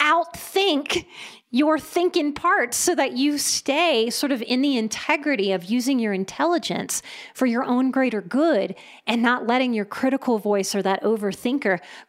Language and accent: English; the South, United States; But I was a pretty good girl growing up in the South too. Good Southern girl.